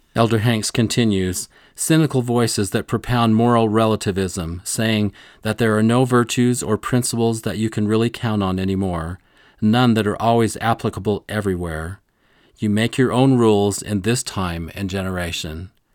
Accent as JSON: {"language": "English", "town": "Rolla", "region": "Missouri", "country": "United States", "tie": "born or raised there", "said": "growing up in Rolla, Missouri, a small town"}